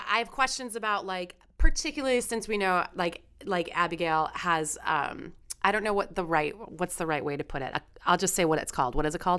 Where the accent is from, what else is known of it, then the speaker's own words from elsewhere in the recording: Chicago, Illinois, United States; Like, I'm from Chicago. I can't help it.